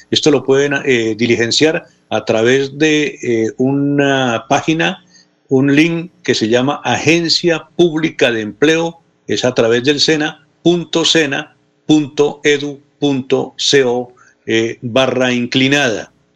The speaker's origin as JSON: {"language": "Spanish", "town": "Contratación", "region": "Santander", "country": "Colombia", "said": "En mi pueblo no solamente las campanas, a las 5 de la mañana prenden el parlante. Ah. Entonces no podría vivir en contratación"}